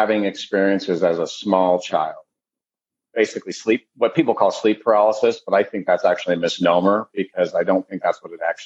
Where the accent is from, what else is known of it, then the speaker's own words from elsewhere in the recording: Colville, Washington, United States; also born or lived in Midwest / Olympia, Washington / Seattle, Washington; we moved out to Washington State when I was about three and purchased raw land and built a whole homestead on the land